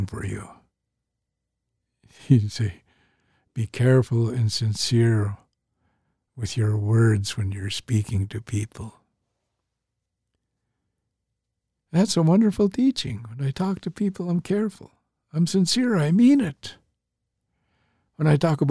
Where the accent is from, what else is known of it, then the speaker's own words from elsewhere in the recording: St'at'imc, British Columbia, Canada; I'm Statliam